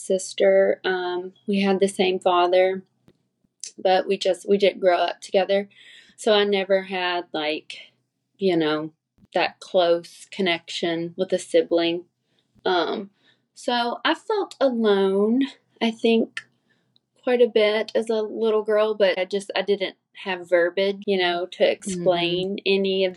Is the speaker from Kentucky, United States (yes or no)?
yes; Springfield, Kentucky, United States; now in Lexington, United States; I grew up in Springfield, Kentucky, which is a really small rural area